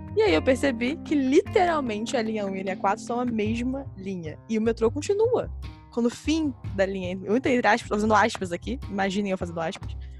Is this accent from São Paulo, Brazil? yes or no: no; Niterói, Rio de Janeiro, Brazil; Nós, como falamos, somos de Niterói